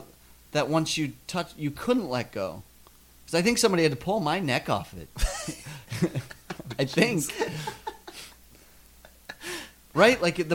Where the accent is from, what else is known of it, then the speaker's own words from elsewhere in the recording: South Dakota, United States; growing up in South Dakota, and there's electric fences.